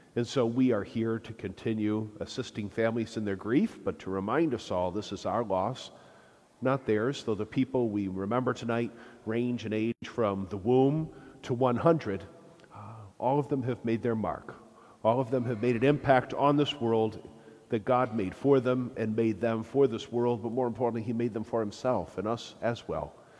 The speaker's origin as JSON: {"language": "English", "town": "Flint", "region": "Michigan", "country": "United States", "also_born_or_lived": "Rome", "said": "I'm from Flint"}